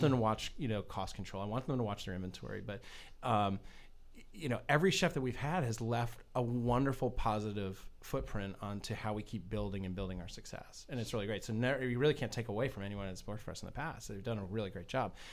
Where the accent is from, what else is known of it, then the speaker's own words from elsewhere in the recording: New England, United States; now in Florida, United States; I'm from New England originally